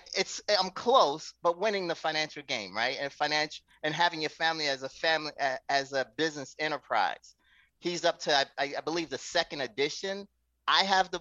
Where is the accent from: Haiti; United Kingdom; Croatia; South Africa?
Haiti; moved away; I was a child and still brought in to advise my parents on finances, because we're from Haiti